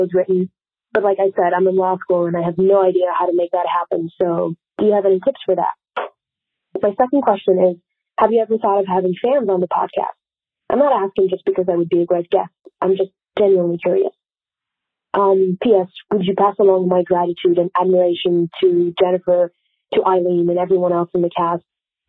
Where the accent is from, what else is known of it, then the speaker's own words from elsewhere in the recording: Switzerland; Hey, Lisa. Hey, Kate. … I'm from Switzerland.